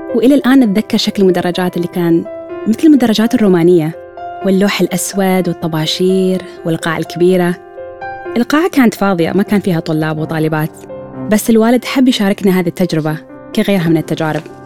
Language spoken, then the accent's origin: Arabic; Oman; من سلطنة عمان